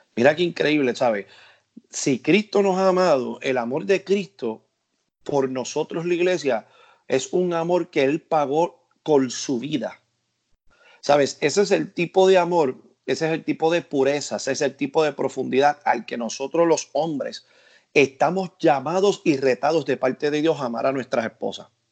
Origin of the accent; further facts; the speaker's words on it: Puerto Rico; en mi país, en Puerto Rico